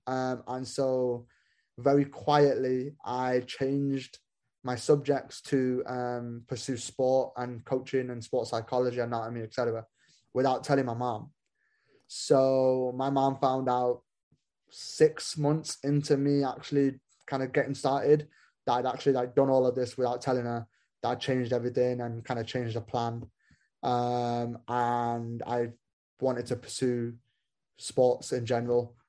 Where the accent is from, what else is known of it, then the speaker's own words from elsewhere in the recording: Manchester, North West England, United Kingdom; moved away as an adult; also born or lived in Kansas City, United States; now in Bloomington, United States; I was born in Manchester, uh, in England